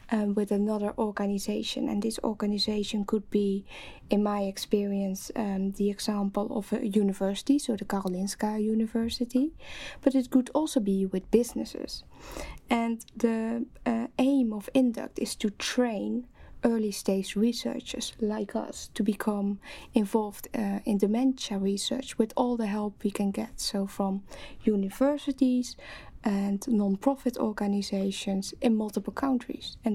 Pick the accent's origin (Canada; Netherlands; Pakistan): Netherlands; English is a second language; moved away as an adult; now in London, United Kingdom; as you might uh, hear from my accent, I'm uh, originally from the Netherlands